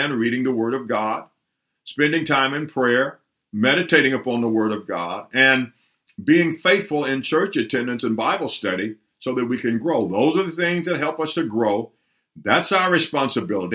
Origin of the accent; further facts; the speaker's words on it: Humboldt, Tennessee, United States; when I was a boy growing up in Tennessee, a small town of Humboldt, Tennessee